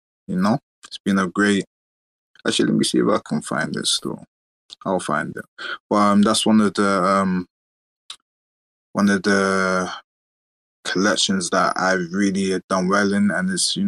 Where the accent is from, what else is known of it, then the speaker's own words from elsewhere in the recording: London, United Kingdom; I'm from London.